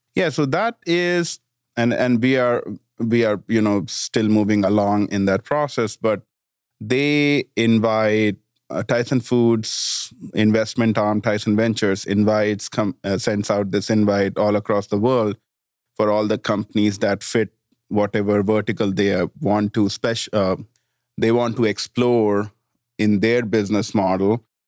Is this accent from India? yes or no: yes; India; also born or lived in Washington, D.C. / Denver / Florida; now in Bentonville, United States; small town in India